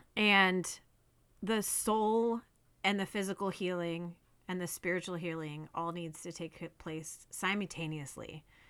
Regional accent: California, United States; moved away; also born or lived in Arizona / Oregon; I grew up in California, and then moved to Arizona

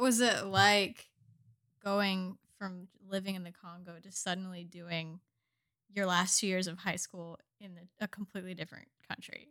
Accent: Indianapolis, Indiana, United States; moved away as an adult; now in Corsicana, Texas, United States; I'm from the U S. I grew up in the Midwest in Indianapolis

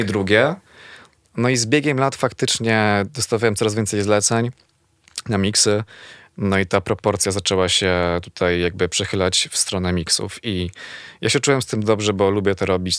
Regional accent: Zawiercie, Silesian Voivodeship, Poland; moved away as an adult; now in Warsaw, Poland; jestem z Zawiercia

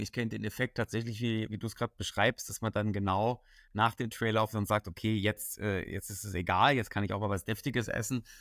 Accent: Dresden, Saxony, Germany; ich komme aus Dresden.

